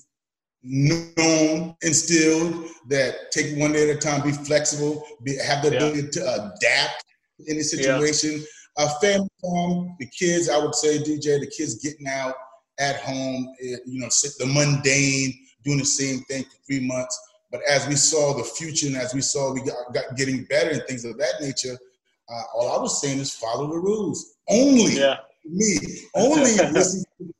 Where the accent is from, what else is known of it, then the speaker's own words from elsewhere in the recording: South Carolina, United States; we were seasonal growing up in South Carolina, Alvin, South Carolina